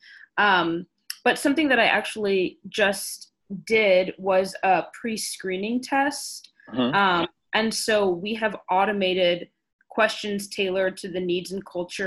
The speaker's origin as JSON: {"language": "English", "town": "Chicago", "region": "Illinois", "country": "United States", "moved": "yes", "lives_now": "Omaha, United States", "said": "I am from Chicago and I've met my boss in Chicago."}